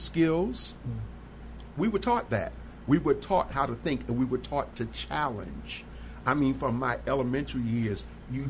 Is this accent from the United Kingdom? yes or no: no; Baltimore, Maryland, United States; born or raised there; now in Chicago, United States